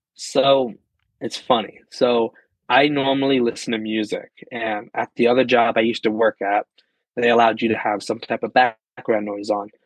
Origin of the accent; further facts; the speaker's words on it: Pennsylvania, United States; moved away as an adult; now in New York, United States; I was originally born and raised in Pennsylvania